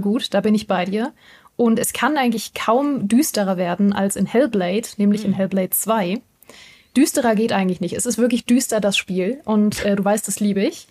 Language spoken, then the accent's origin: German; Berlin, Germany; now in Munich, Germany; Berlin und oder München, ne, meine Heimat und meine Wahlheimat